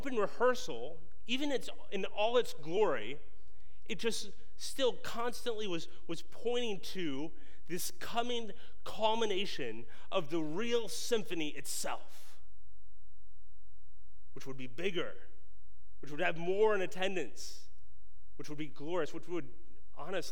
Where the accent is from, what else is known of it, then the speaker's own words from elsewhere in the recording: just north of Baltimore, Maryland, United States; I grew up in Maryland, just north of Baltimore